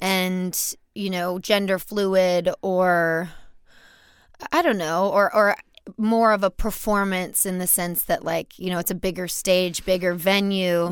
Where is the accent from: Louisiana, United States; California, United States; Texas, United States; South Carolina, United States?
Louisiana, United States; Baton Rouge; So I grew up in Louisiana. I grew up in Baton Rouge